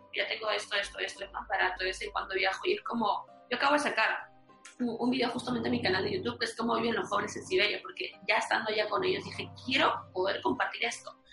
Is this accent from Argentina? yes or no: no; Peru; moved away; siendo peruana